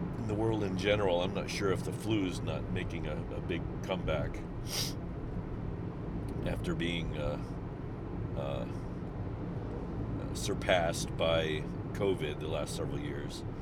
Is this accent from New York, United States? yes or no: no; St. Charles, Missouri, United States; moved away as an adult; now in Japan; back in my hometown of St. Charles, Missouri